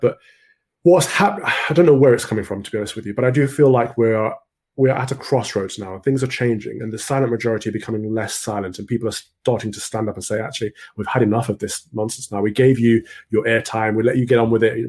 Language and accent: English; Mansfield, East Midlands, United Kingdom; I grew up in Mansfield, which is a little town in Nottinghamshire